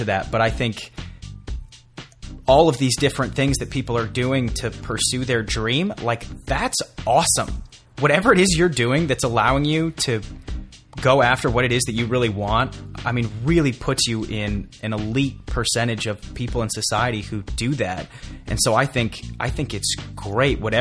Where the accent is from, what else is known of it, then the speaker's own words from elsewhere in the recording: Colorado, United States; I'm originally from Colorado